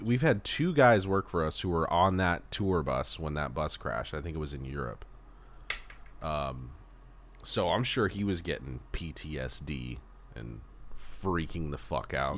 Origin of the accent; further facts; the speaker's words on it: Southern California, United States; moved away as an adult; also born or lived in Texas; a Southern California boy